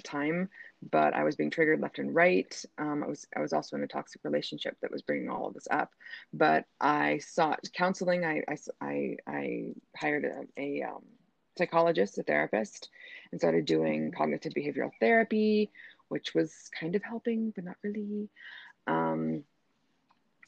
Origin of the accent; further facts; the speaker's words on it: Denver, Colorado, United States; moved away as an adult; now in Doha, Qatar; I'm from the United States of America, from Denver, Colorado, but I live and work currently in Doha, Qatar, where I have been for the last 8 years.